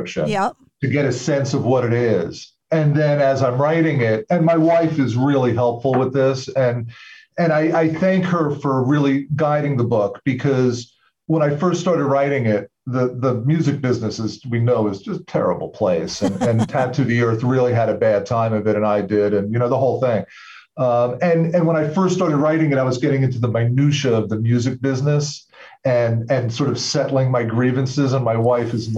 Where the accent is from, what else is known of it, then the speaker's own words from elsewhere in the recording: Long Island, New York, United States; now in Massachusetts, United States; I'm actually originally from New York. So I grew up on Long Island.